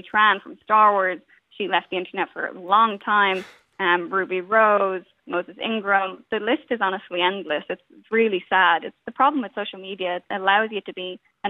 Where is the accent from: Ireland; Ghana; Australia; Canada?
Ireland; Ashbourne, County Meath; also born or lived in London / New York / Miami; now in Beverly Hills, United States; I'm from Ashburn, I'm from Meath